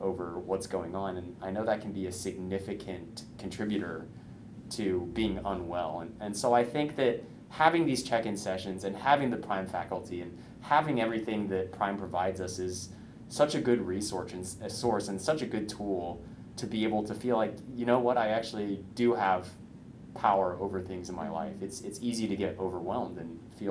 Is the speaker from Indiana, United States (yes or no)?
yes; Indiana, United States; now in Bay Area, California, United States; I'm from Indiana